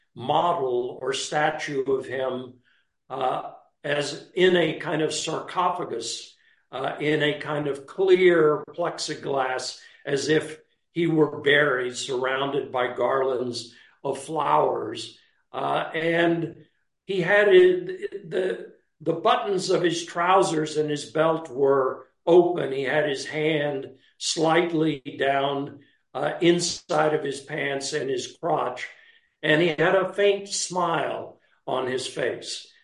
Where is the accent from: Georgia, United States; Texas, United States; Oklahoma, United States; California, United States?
Texas, United States; moved away as an adult; also born or lived in Italy; a young man from Texas